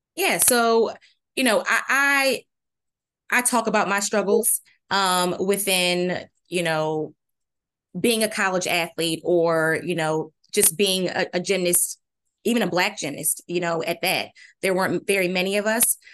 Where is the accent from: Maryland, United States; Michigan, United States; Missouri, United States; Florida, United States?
Maryland, United States; moved away as an adult; also born or lived in North Carolina / Virginia; now in Williamsburg, United States; I'm originally from Maryland